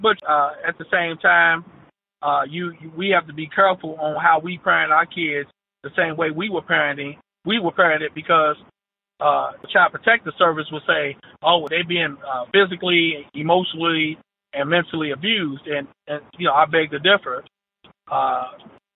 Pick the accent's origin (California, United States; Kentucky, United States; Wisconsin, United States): Kentucky, United States; Louisville; I grew up in the West End of Louisville